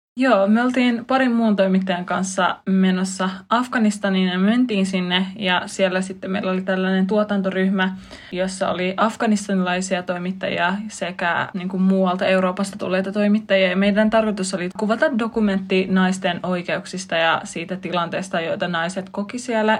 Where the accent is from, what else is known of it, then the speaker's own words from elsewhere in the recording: Finland; mä olen tullut länsimaista, mä oon kasvanut Suomessa